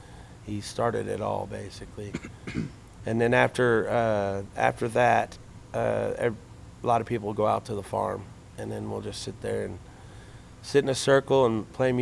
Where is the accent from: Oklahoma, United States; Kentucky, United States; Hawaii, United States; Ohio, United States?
Oklahoma, United States; Weatherford; now in Stillwater, United States; I grew up in Weatherford, Oklahoma